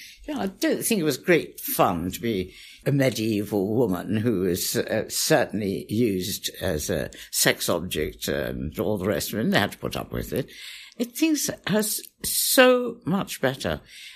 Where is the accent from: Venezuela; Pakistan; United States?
Pakistan; born there; also born or lived in India; And I was born in Pakistan and lived in India.